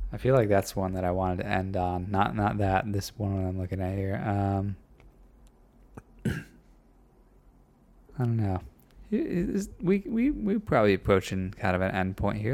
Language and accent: English; Midwest, United States; moved away; I was raised, when I was raised in the Midwest, kind of, further north than here